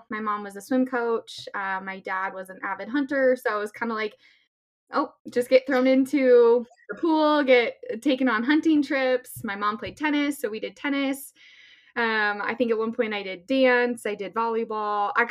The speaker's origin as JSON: {"language": "English", "town": "Littleton", "region": "Colorado", "country": "United States", "tie": "born or raised there", "said": "I uh, born and raised in Littleton, Colorado. Um, I'm 29 years old."}